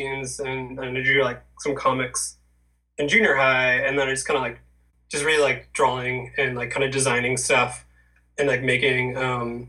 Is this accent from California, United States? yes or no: yes; Orange County, California, United States; also born or lived in Pasadena; I grew up in Orange County. I was born in Pasadena, but I grew up in Orange County.